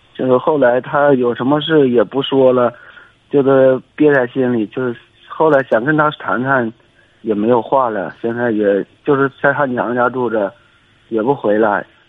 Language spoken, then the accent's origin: Chinese; Xingtai, Hebei, China; 我是邢台的，河北邢台的